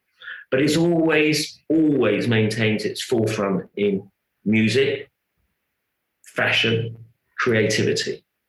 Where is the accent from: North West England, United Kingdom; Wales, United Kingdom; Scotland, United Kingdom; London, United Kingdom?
London, United Kingdom; I was brought up in North London, so I'd have Greek friends, I'd have Cypriot friends, Italian friends, Jewish friends, Indian friends.